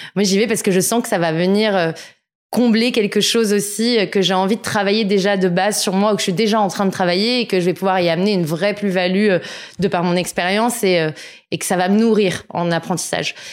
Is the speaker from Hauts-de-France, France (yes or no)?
no; Sèvres, Île-de-France, France; also born or lived in Argenteuil / Paris; je suis née à Argenteuil dans le 95 et j'ai grandi dans le 92 euh, à Sèvres majoritairement